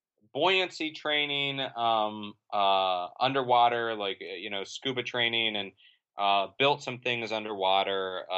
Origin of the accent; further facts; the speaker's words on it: Florida, United States; I grew up in Central Florida